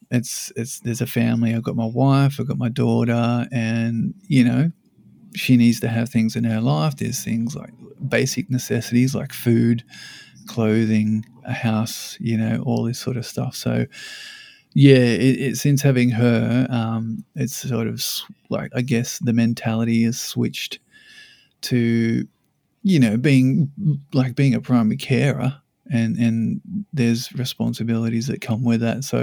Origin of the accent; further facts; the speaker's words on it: Sydney, New South Wales, Australia; now in Brisbane, Australia; I came up from Sydney. I met her in Sydney, and I moved to Brisbane about yeah 15 years ago.